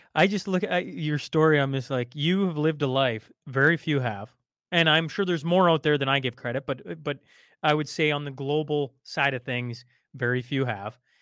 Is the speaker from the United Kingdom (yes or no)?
no; Canada; as a Canadian